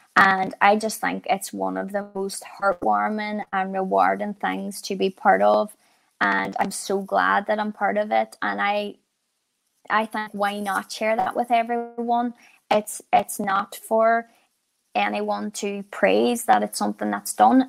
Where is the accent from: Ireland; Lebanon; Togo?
Ireland; being Irish